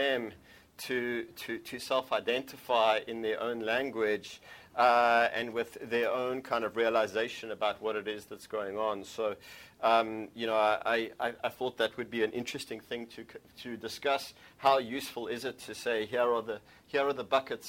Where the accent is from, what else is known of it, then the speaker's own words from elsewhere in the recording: South Africa; I come from South Africa, which is a country that is a few hundred years old.